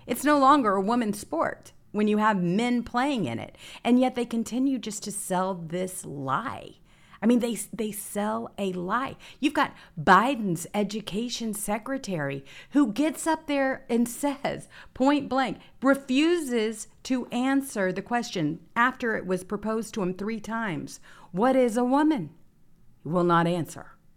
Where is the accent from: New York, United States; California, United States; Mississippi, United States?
Mississippi, United States; Growing up in Mississippi